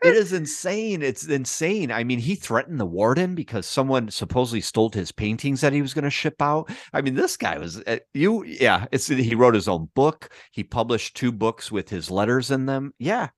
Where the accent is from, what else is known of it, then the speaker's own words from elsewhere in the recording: Chicago, Illinois, United States; moved away as an adult; also born or lived in Los Angeles; we both lived and grew up on the northwest side of Chicago